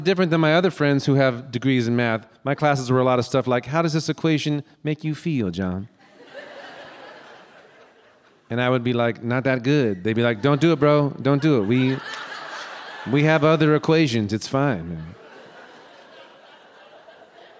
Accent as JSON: {"language": "English", "town": "Los Angeles", "region": "California", "country": "United States", "tie": "born or raised there", "also_born_or_lived": "Santa Cruz", "said": "I was born in Los Angeles, then I lived in Santa Cruz"}